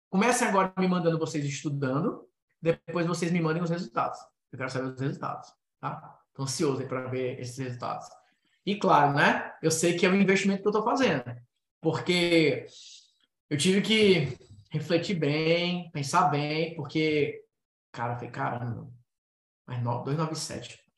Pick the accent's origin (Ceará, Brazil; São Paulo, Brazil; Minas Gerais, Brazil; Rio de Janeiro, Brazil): Ceará, Brazil; Cearense aqui também, cabeça chata, né? Tô dentro.